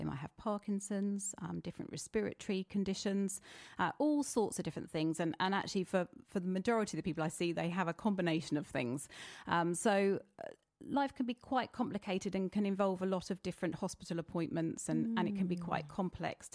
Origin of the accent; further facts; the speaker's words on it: East Grinstead, South East England, United Kingdom; I was brought up in East Grinstead, so I'm local